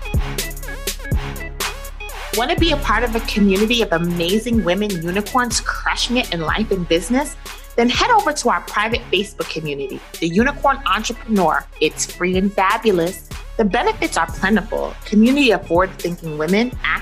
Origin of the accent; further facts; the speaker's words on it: New York City, New York, United States; I'm from New York, I'm from Brooklyn.